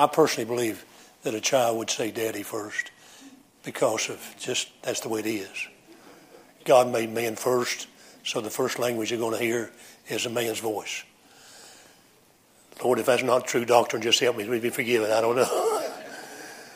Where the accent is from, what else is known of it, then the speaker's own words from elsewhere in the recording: United States; accent: American English; first language English; My mother tongue is American English. That's my mother tongue